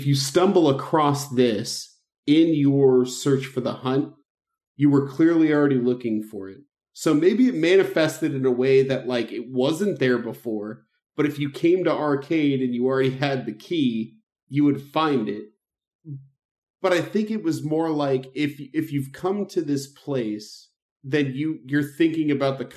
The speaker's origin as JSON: {"language": "English", "town": "Chicago", "region": "Illinois", "country": "United States", "tie": "born or raised there", "said": "I grew up in Chicago"}